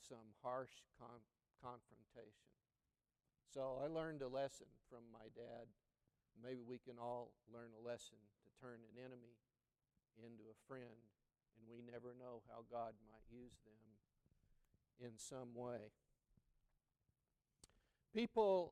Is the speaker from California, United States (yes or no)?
no; McAlester, Oklahoma, United States; as a boy growing up in McAlester, Oklahoma, where my father pastored a Southern Baptist church in that small town